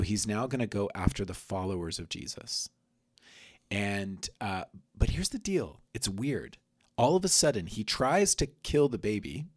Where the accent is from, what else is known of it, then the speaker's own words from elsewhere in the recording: United States; growing up myself as an American